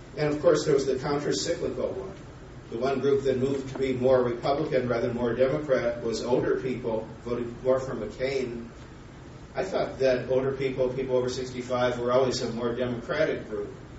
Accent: Minnesota, United States; I'm from Minnesota

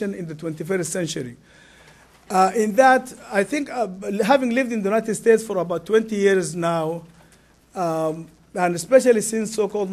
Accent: Sudan; English is a second language; moved away; I am from Sudan

